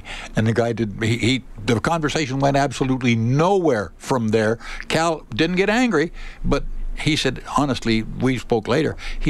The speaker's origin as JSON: {"language": "English", "town": "Windsor", "region": "Ontario", "country": "Canada", "tie": "born or raised there", "also_born_or_lived": "Toronto / Michigan", "said": "I was born in Toronto, lived in Windsor."}